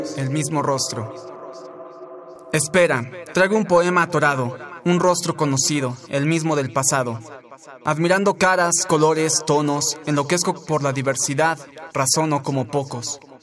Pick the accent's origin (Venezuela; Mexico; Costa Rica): Mexico; Tlalnepantla, State of Mexico; tengo 25 años, soy de Tlanepantla, Estado de México